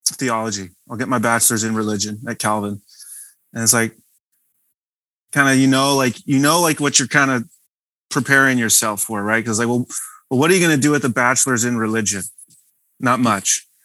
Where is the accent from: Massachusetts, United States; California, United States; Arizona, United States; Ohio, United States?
California, United States; Visalia; moved away as an adult; now in West Michigan, United States; Central California, where I grew up, is very different